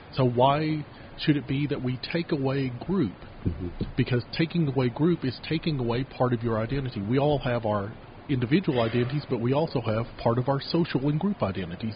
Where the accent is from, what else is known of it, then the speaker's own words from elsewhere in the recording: Kentucky, United States; moved away as an adult; now in Utah, United States; town I grew up in in Kentucky